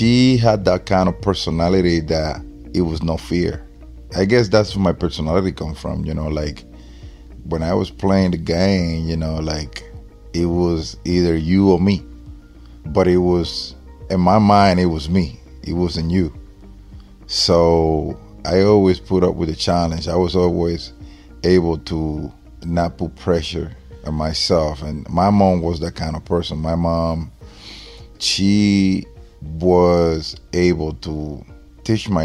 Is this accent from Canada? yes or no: no; Dominican Republic; English is a second language; now in United States; I was born and raised in the Dominican Republic